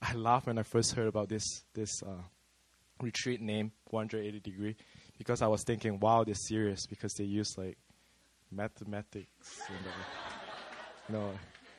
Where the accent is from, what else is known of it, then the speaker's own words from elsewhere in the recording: Malaysia; accent: Malaysian; now in South Korea; I'm from Malaysia, but not Malay. I'm ethnically Chinese